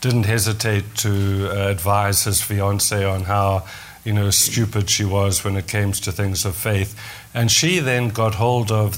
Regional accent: South Africa; first language English; now in Canada; I grew up in South Africa, in the English community in South Africa.

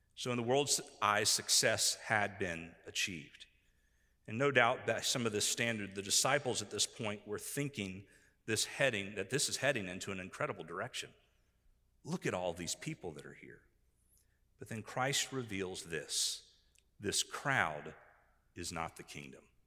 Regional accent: Tampa, Florida, United States; now in eastern North Carolina, United States; Where I grew up in Tampa, Florida, we had much, much different soil than what we have here in eastern North Carolina

